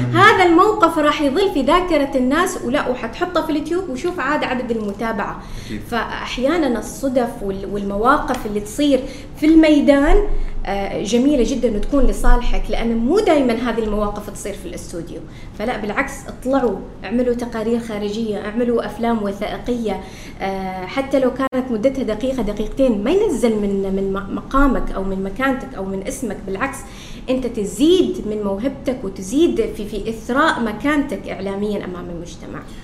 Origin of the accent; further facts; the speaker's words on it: Oman; moved away as an adult; now in Qatar; أنا الفتاة العمانية الوحيدة في مجموعة آه، قنوات بي ان سبورت